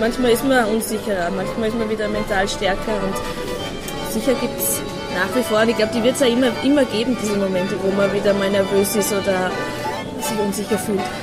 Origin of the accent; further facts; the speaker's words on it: Puchberg am Schneeberg, Lower Austria, Austria; Ich komme vom, Land aus Buchberg am Schneeberg